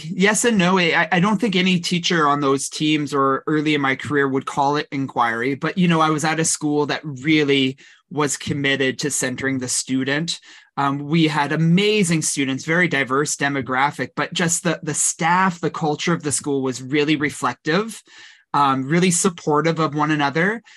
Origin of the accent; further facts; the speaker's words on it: Kelowna, British Columbia, Canada; also born or lived in Victoria, British Columbia; I grew up in the Okanagan in Kelowna.